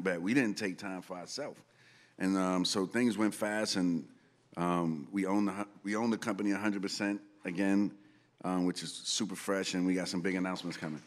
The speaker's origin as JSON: {"language": "English", "town": "New York City", "region": "New York", "country": "United States", "tie": "born or raised there", "said": "growing up in the Bronx"}